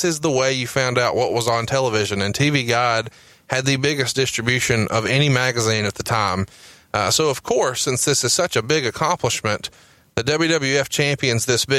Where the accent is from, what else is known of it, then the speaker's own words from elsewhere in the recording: Alabama, United States; I'm from Alabama